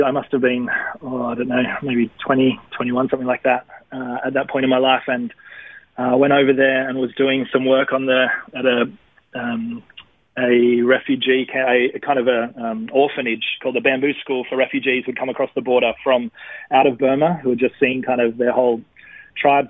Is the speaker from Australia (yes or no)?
yes; Wollongong, New South Wales, Australia; moved away as an adult; now in Melbourne, Australia; I grew up in Wollongong till I was about... out of high school, maybe 22 or something like